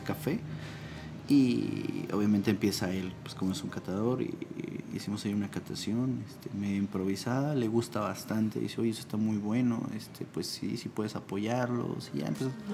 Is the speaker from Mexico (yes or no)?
yes; State of Mexico, Mexico; moved away as an adult; also born or lived in San Cristóbal de las Casas, Chiapas; now in Tlayacapan, Mexico; soy originario del Estado de México